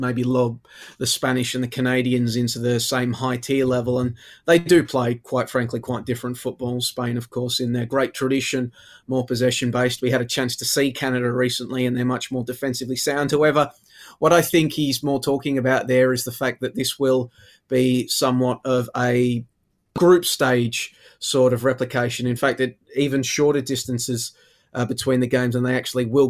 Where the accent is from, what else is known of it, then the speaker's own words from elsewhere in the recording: Melbourne, Victoria, Australia; growing up in Melbourne, seeing the power that the AFL has